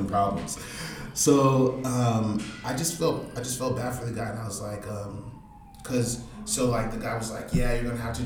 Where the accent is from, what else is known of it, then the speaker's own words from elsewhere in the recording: Detroit, Michigan, United States; I'm from Detroit